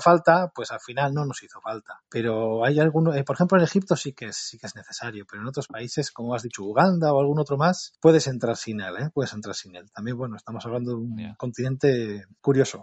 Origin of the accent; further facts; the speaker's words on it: Portugalete, Basque Country, Spain; soy vecino de Portugalete